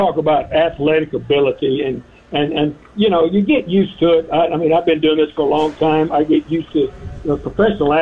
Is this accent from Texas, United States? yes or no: yes; West Texas, United States; I grew up in West Texas